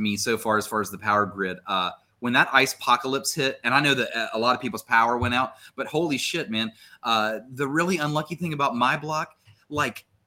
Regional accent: Huntington, West Virginia, United States; I'm from here, born and raised. I'm actually proudly from the Stend, Jason. I'm proudly from the west end of Huntington

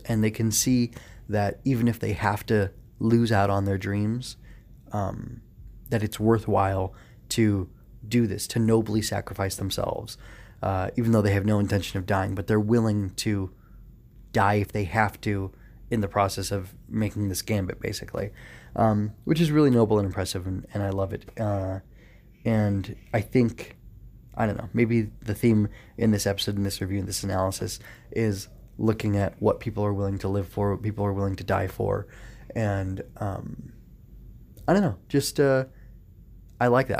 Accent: United States; as an American

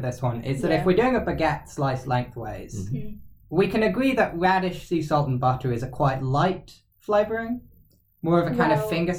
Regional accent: Edinburgh, Scotland, United Kingdom; I grew up in Edinburgh

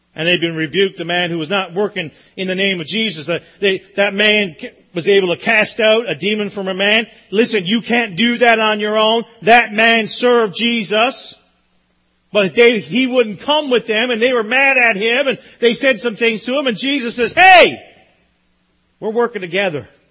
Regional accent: Newfoundland and Labrador, Canada; I grew up in Newfoundland.

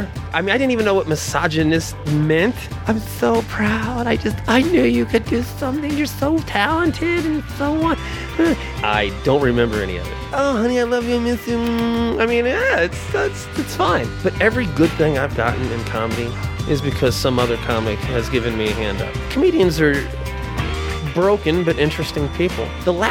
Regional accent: Indiana, United States; also born or lived in Florida; So I was from Indiana, but I'm a Florida boy.

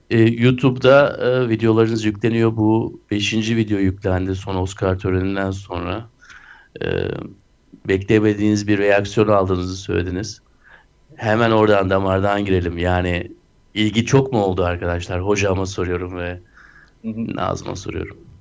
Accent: Turkey; biz Türkler olarak

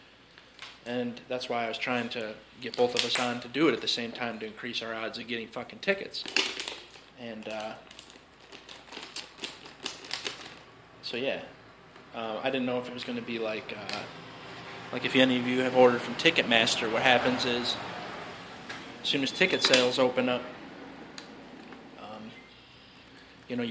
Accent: Chicago, Illinois, United States; We're from Chicago.

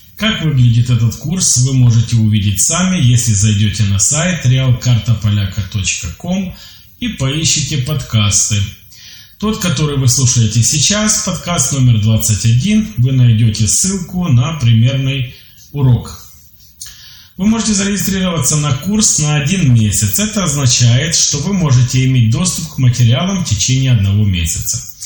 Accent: Ukraine; я из Украины, мне 29 лет

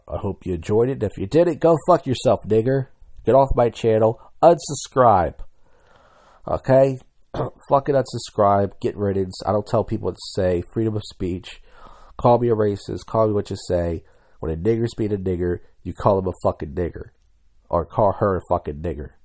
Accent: Philadelphia, Pennsylvania, United States; I'm from Philadelphia

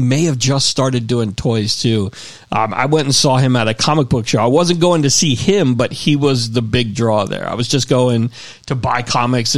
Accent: Miami, Florida, United States; I grew up in Florida. I grew up in Miami.

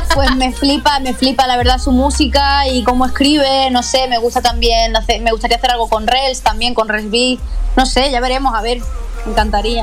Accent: Málaga, Andalusia, Spain; yo soy andaluza, eh, soy hija de una cantadora de flamenco

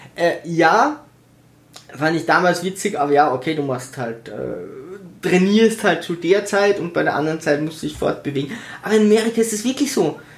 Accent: Tyrol, Austria; ich bin in Tirol geboren, meine Cousine ist in Tirol geboren, meine Mutter ist in Tirol geboren

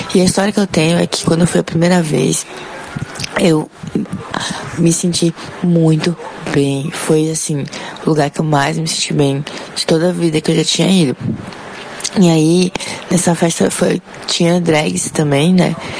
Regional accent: Porto Velho, Rondônia, Brazil; sou de Porto Velho

